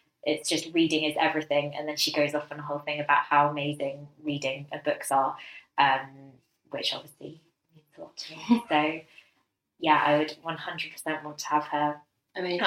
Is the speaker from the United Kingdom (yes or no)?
yes; London, United Kingdom; we grew up in London